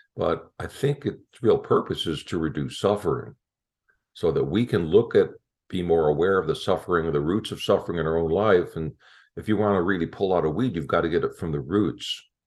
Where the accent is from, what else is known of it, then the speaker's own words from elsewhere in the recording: Chicago, Illinois, United States; moved away; I'm from Chicago originally